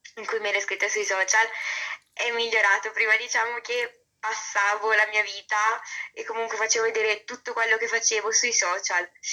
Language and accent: Italian; Bergamo, Lombardy, Italy; vengo da Bergamo, infatti vabbè, non so se si era capito dall'accento